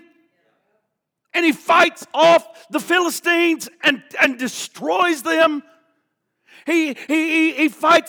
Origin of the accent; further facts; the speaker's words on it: the Bible Belt, United States; growing up in the Bible Belt